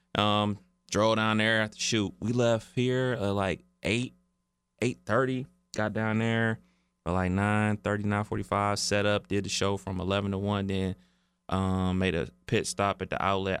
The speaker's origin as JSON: {"language": "English", "town": "Cleveland", "region": "Ohio", "country": "United States", "tie": "born or raised there", "said": "growing up in Cleveland"}